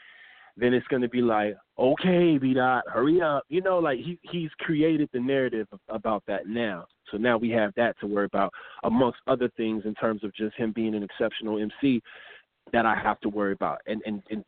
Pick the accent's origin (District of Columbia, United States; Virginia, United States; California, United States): California, United States; Los Angeles; I'm not from L.A. I'm from Pacoima